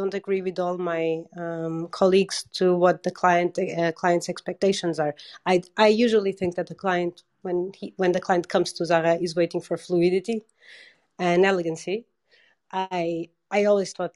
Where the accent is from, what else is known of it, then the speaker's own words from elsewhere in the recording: Portugal; moved away; I'm from Portugal